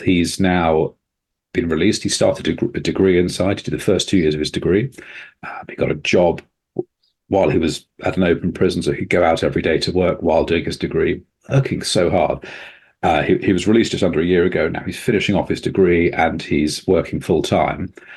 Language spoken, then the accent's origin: English; England, United Kingdom; a kind of white Englishman with my accent, I was treated differently